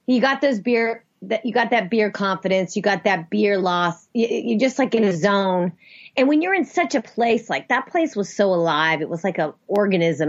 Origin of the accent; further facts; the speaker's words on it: the South, United States; I grew up in the South.